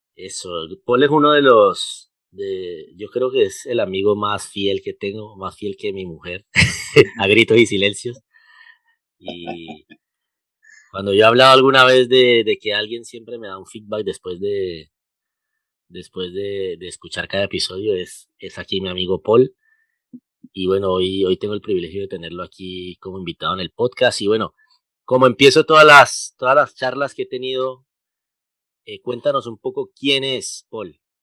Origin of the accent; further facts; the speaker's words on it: Colombia; los colombianos somos muy hablados